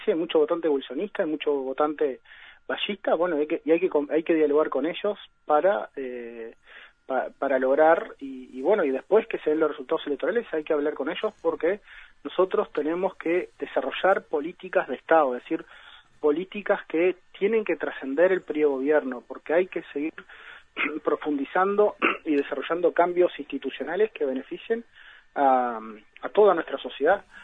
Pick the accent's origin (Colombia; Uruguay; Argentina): Uruguay; como sociedad uruguaya